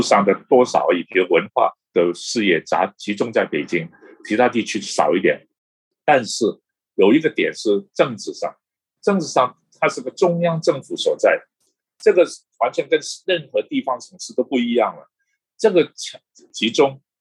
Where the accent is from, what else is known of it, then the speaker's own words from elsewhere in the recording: Hong Kong; moved away as an adult; also born or lived in Boston, United States / Taipei, Taiwan; now in Beijing, China; 我们这个世代在香港长大，在大陆生活过的